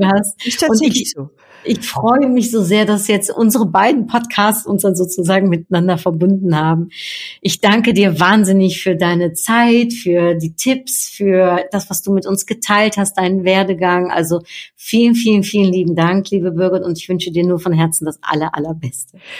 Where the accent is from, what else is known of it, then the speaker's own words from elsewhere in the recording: Netherlands; ich bin ja Niederländerin